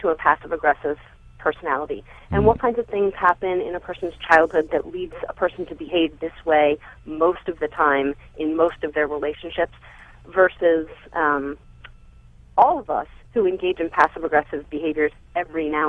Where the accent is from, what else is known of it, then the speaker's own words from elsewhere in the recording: Baltimore, Maryland, United States; now in Lehigh Valley, United States; I'm a little bit north of Philadelphia in the Lehigh Valley, originally from Baltimore.